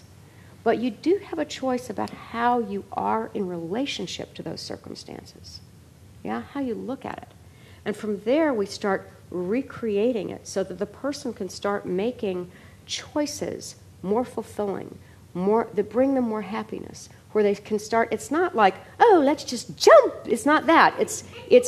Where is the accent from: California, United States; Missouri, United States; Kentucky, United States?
Kentucky, United States; I was raised in Kentucky